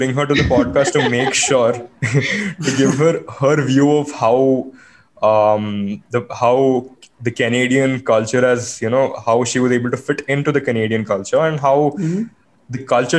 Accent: Oman; we a very recurring theme of our podcast is us trying to embrace our culture of having born and brought up in Middle East, right? So the point is like, yep, we grew up and we're like, yes, we have Indians in Oman

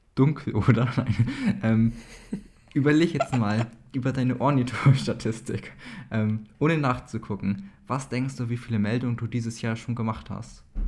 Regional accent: East Frisia, Lower Saxony, Germany; als ja, Ostfriese

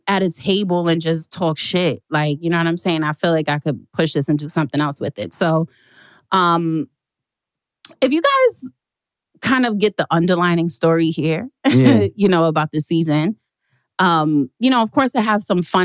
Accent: New York City, New York, United States; I hope you know I'm from Queens. I was born in Jamaica.

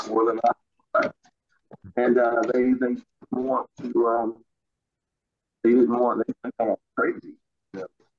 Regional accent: Elkin, North Carolina, United States; A little town called Elkin, North Carolina.

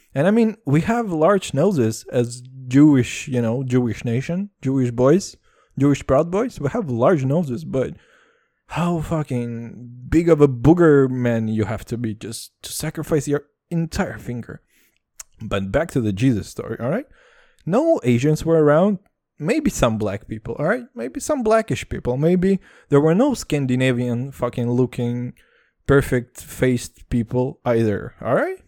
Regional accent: Texas, United States; I'm from Texas

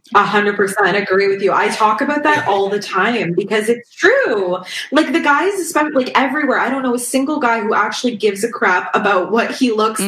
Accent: Toronto, Ontario, Canada; I'm from the Toronto area in Ontario, Canada

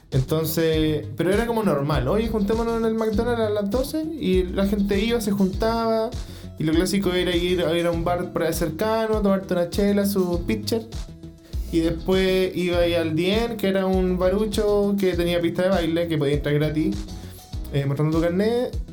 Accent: Arica, Arica y Parinacota, Chile; now in Concepción, Chile; en Arica, yo soy de Arica.

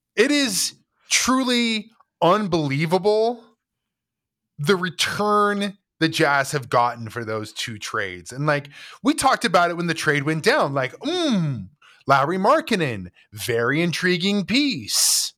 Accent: United States; as an American

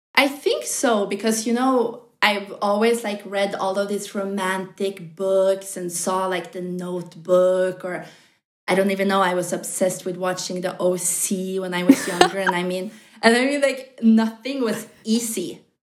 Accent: Norway; moved away as an adult; also born or lived in New York; I'm from Norway.

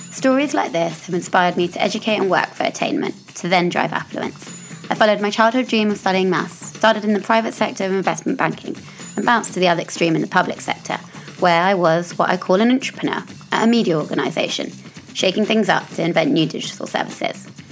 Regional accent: United Kingdom; I'm British

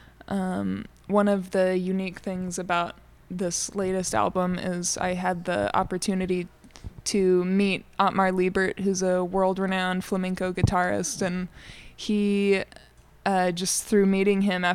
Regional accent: Ruidoso, New Mexico, United States; I grew up in Ruidoso, so I'm definitely from the area.

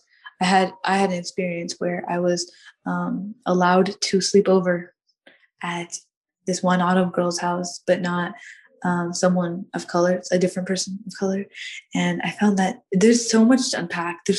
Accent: United States; I grew up in America. I've been living in America since 2002 or 2003

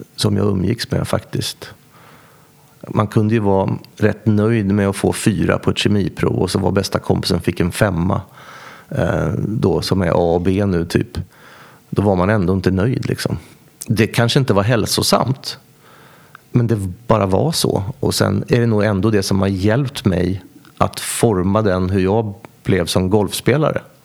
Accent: Västervik, Kalmar County, Sweden; växte upp, gick eh, grundskolan i Västervik eh, och gick även gymnasiet.

